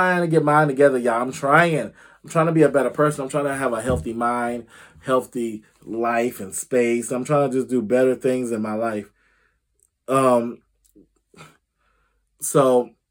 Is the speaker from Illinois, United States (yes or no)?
yes; Illinois, United States; Illinois, my home state.